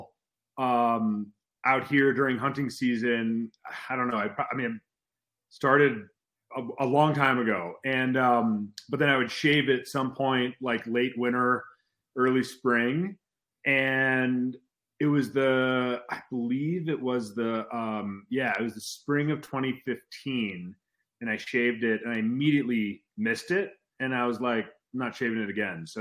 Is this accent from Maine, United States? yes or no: no; Chicago, Illinois, United States; moved away; I grew up in suburban Chicago